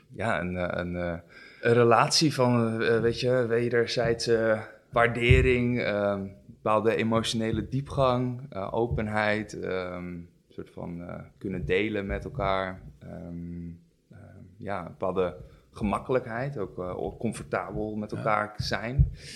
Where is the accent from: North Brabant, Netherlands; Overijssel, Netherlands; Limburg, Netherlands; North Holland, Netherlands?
North Holland, Netherlands; Amsterdam; ik ben 32 jaar uit Amsterdam